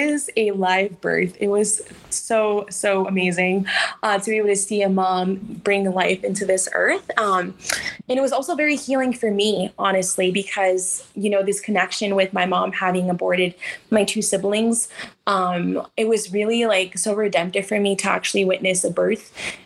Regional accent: Los Angeles, California, United States; I was brought up in Southeast LA to a single mom

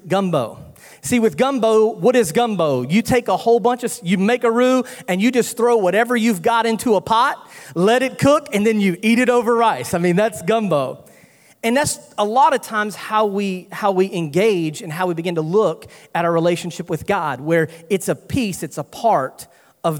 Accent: North Carolina, United States; moved away as an adult; also born or lived in Louisiana; I'm from North Carolina, if you can't tell by the accent

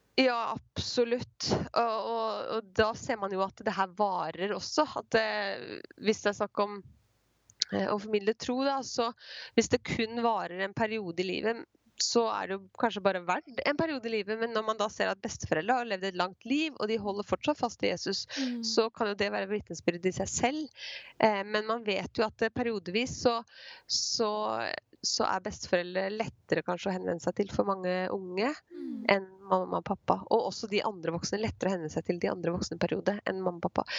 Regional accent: Skien, Telemark, Norway; jeg er fra Skien

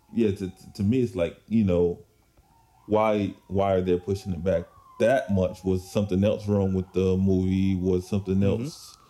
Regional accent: United States; as an American here

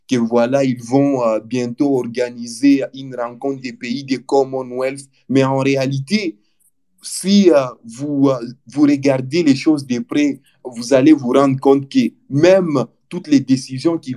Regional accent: DR Congo; On a compté euh, beaucoup des milliers de morts chez nous en RDC.

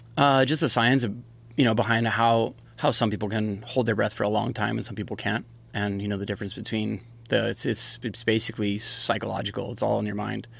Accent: Hawaii, United States; I was born and raised in Hawaii. That's, that's where I grew up surfing.

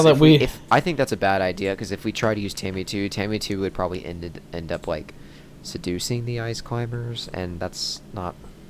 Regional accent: United Kingdom; now in United States; I'm a British immigrant who now lives in the southern United States, but is currently held in witness protection in Washington State.

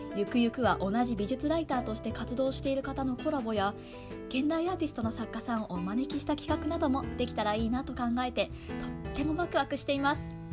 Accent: Kanagawa, Japan; moved away as an adult; now in Tokyo, Japan; 生まれ育ったのは神奈川ですが今は東京を拠点として

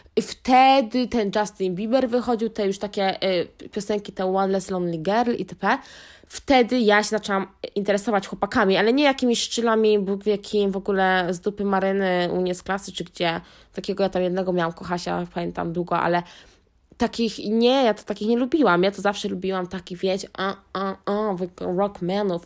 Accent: Wiślica, Świętokrzyskie Voivodeship, Poland; a ja byłam ze wsi, pod Wiślicą

